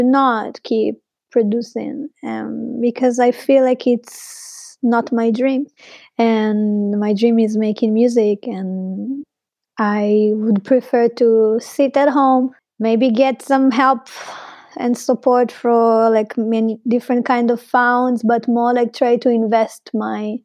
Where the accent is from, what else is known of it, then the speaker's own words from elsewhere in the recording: Arad, Southern District, Israel; English is a second language; moved away as an adult; now in Berlin, Germany; really reminded me my hometown. I'm from Arad. That it's a very small town in the desert of Israel-Palestine